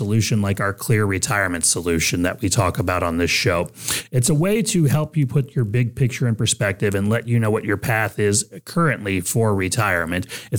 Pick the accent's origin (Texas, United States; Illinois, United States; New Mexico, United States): Texas, United States; now in Ohio, United States; But, you know, I come from Texas when I moved up here, and, you know, it's beautiful in Ohio.